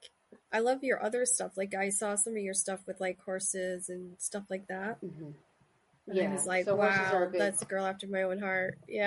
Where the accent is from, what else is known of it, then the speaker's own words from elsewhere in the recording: Shetland, Scotland, United Kingdom; That's where I was from, yeah. That's where I grew up. Great. So I grew up right in the Viking hub.